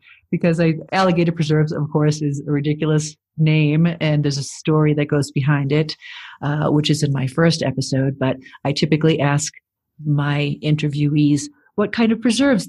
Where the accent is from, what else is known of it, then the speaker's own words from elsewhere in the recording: Boston, Massachusetts, United States; I'm from Boston.